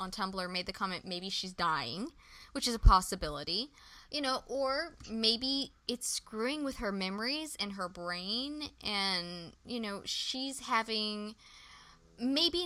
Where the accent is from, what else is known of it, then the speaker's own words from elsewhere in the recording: San Antonio, Texas, United States; I grew up in San Antonio, Texas